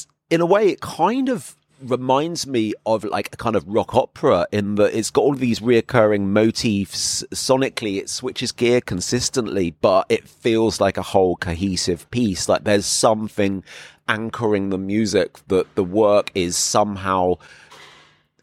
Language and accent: English; England, United Kingdom; moved away as an adult; now in Berlin, Germany; I'm English. But I've been living here for about 6 years now